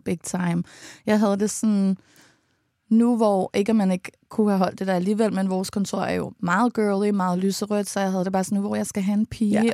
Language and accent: Danish; Allerød, Capital Region of Denmark, Denmark; som vi er vokset op med, da vi var små i Allerød